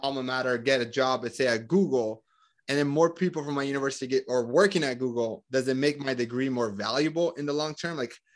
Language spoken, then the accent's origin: English; Colombia; now in United States; I'm from Colombia